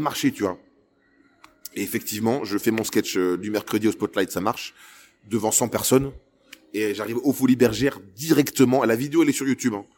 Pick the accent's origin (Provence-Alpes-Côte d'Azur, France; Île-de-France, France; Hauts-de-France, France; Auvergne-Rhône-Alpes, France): Hauts-de-France, France; Lille; je suis un Lillois